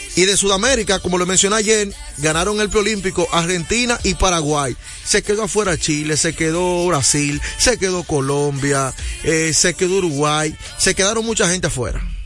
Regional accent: Dominican Republic; un buen dominicano

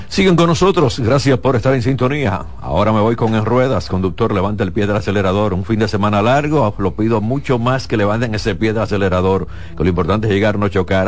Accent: Dominican Republic

